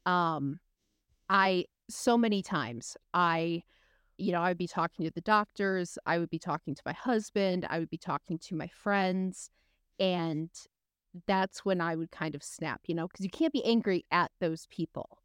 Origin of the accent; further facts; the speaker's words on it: West Michigan, United States; I grew up in West Michigan where you have a huge Dutch population